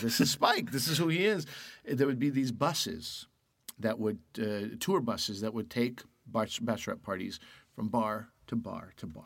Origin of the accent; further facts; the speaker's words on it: Canada; also born or lived in Pakistan (family); I'm Canadian.